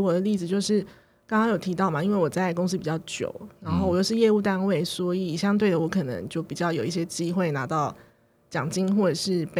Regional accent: Taoyuan, Taiwan; 可是我却要说我是桃园人这样子

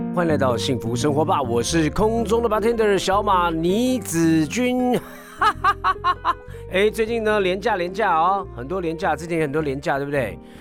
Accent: Taiwan; 我们台湾人好像还蛮多人喜欢小酌啦

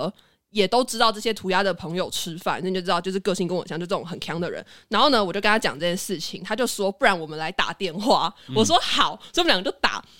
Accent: Taiwan; 我觉得台湾人，我们看到外国人在讲中文的时候

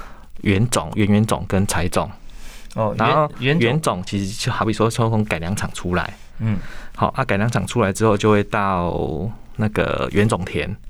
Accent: Pingtung County, Taiwan; 或者是我们屏东那边可能就只有一起做

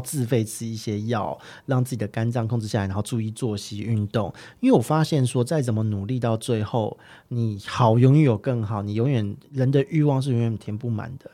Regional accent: Taipei, Taiwan; 因为我是台北人，我一直在台北

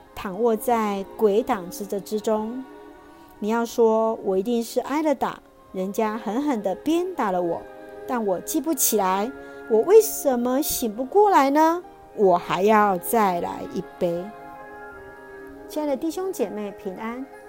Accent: Taiwan; 谢谢主爱我们台湾，

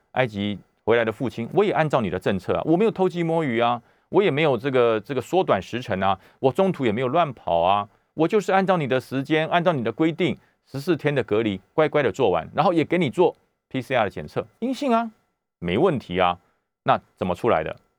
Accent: Taoyuan, Taiwan; 我，我们桃园人也非常地紧张啊

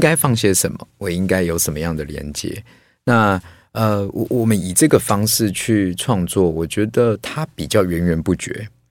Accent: Taipei, Taiwan; 所以我连，事实上我连那个农村的记忆都没有，因为我，我就举家都在这个台北，然后我连过年回个南部那种都没有，都在台北

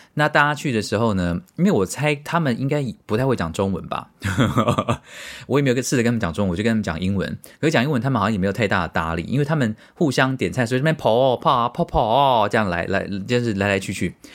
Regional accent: Tainan, Taiwan; 从小在台南市长大的我

